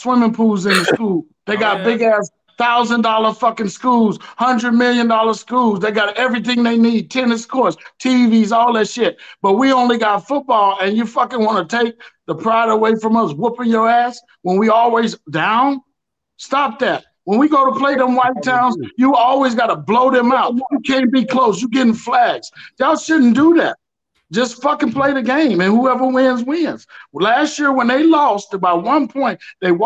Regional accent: East St. Louis, Illinois, United States; my hometown, East St. Louis Flyers

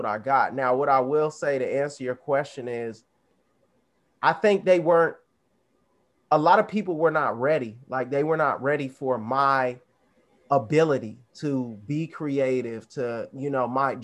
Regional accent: Arizona, United States; also born or lived in the South; I was growing up in Arizona. I'm from the South. You know, I'm Southern at heart

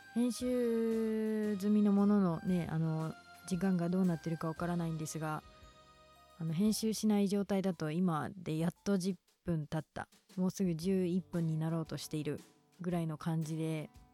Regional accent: Kinki, Japan; accent: Kansai dialect; first language Kansai dialect; moved away as an adult; 出身は近畿地方で実は母国語は関西弁です今は地元を出て大学に通っていて

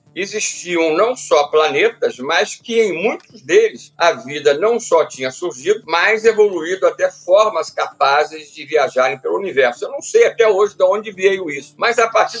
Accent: Petrópolis, Rio de Janeiro, Brazil; Eu sou natural do Rio de Janeiro, da cidade, da capital do estado, e aos seis anos de idade eu mudei para a cidade de Petrópolis

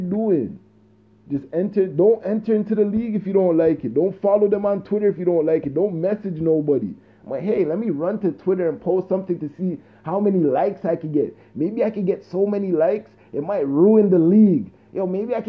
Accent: Jamaica; I'm a Jamaican

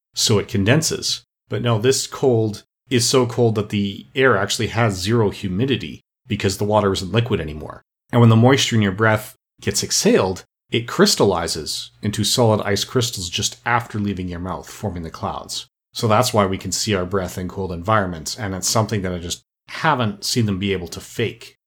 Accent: Canada; as a Canadian myself

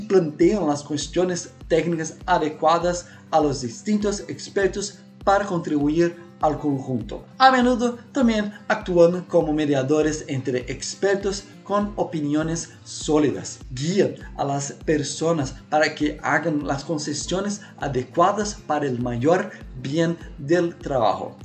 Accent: Brazil; Spanish is a second language; also born or lived in Paraguay; soy brasileño

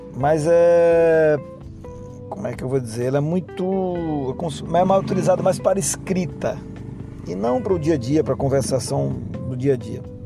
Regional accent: Brazil; accent: Brazilian; com o meu sotaque brasileiro

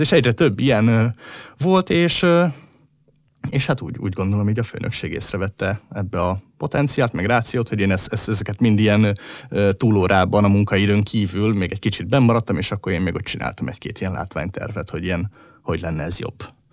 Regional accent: Hungary; hogyha már magyarok vagyunk

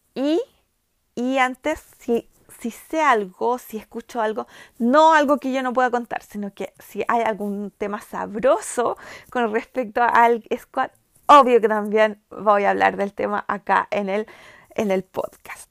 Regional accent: Chile; first language Spanish; also born or lived in United States; soy chilena

